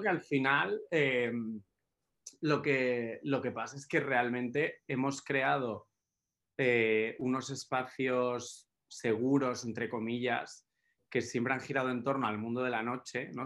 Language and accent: Spanish; Málaga, Andalusia, Spain; yo crecí en Málaga